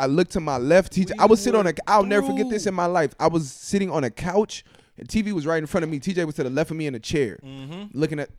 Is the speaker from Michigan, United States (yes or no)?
no; Los Angeles, California, United States; moved away as an adult; also born or lived in Grambling, Louisiana; I grew up in Los Angeles, California